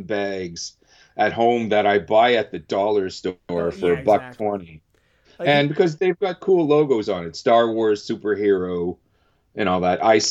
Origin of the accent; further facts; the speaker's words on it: Canada; being Canadian